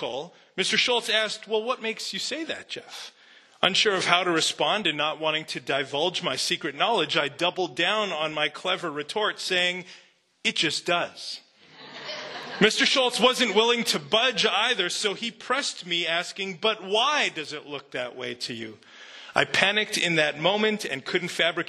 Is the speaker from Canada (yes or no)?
yes; Canada; I grew up in Canada.